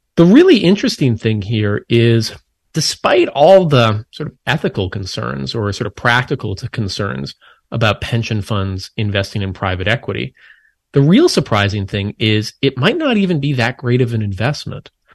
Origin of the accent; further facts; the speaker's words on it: Minnesota, United States; I grew up in Minnesota